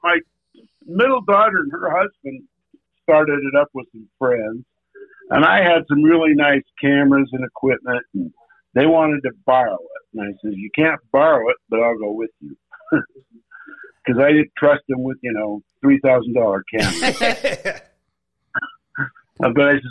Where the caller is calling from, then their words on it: Taylorsville, Utah, United States; Taylorsville, Utah, which is just outside of Salt Lake.